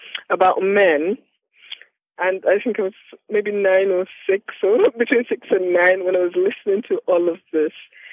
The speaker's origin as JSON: {"language": "English", "town": "Ile-Ife", "region": "Osun", "country": "Nigeria", "tie": "born or raised there", "also_born_or_lived": "Ilesha", "said": "I grew up in Nigeria in a city called Ilesha, between Ilesha and Ilefe, where I am right now."}